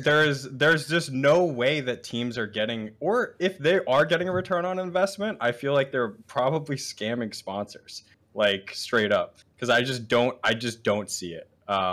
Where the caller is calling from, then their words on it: Virginia, United States; The D.C. area, Nova.